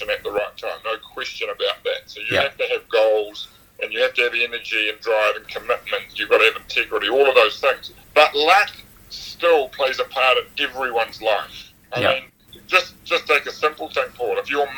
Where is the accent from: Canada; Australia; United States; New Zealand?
New Zealand; Upper Hutt, Wellington; moved away; I grew up in Upper Hutt, felt very claustrophobic in Upper Hutt